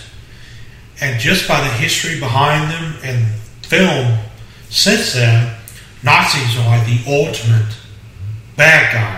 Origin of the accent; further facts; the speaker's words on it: Mississippi, United States; I'm from Mississippi